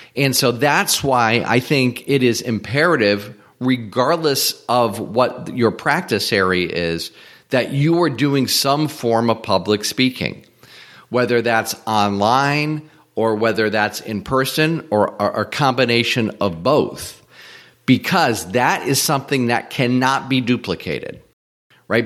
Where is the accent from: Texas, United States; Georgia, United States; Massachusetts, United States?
Massachusetts, United States; Springfield; moved away as an adult; also born or lived in Atlanta; I eventually moved out of my hometown from Springfield, Mass to, to Atlanta